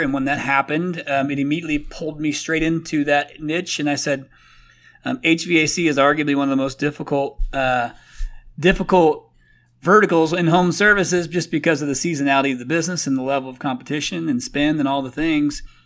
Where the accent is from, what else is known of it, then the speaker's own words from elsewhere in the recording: Indiana, United States; moved away as an adult; also born or lived in Phoenix, Arizona; I'm from Indiana originally